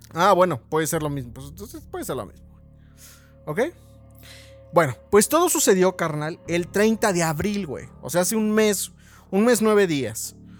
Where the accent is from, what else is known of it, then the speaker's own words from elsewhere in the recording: Mexico; somos muy cabrones mexicanos